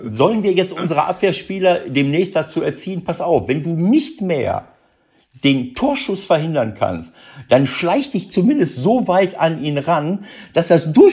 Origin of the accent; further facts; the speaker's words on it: Mönchengladbach, North Rhine-Westphalia, Germany; Äh, und ich denke, jawohl, Spiel gedreht, Mönchengladbach, mein Heimatort.